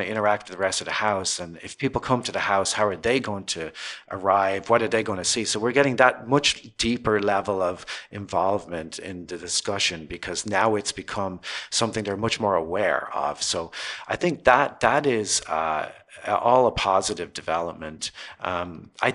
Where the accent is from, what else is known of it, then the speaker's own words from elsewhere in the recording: Ireland; moved away as an adult; now in Los Angeles, United States; I grew up in Ireland and pretty modest background.